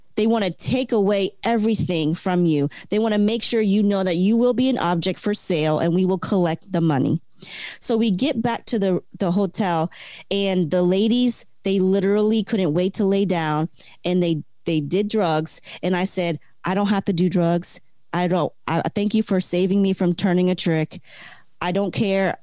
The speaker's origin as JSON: {"language": "English", "region": "Delaware", "country": "United States", "also_born_or_lived": "Florida", "moved": "yes", "lives_now": "Hawaii, United States", "said": "I'm from originally from Delaware. So from the first state to the 50th, I'm like in a new place."}